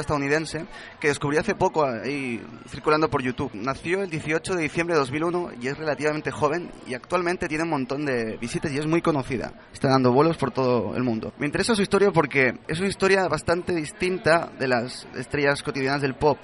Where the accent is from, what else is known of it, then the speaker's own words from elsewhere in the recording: Chile; now in Barcelona, Spain; Allí en Chile, el país de donde vengo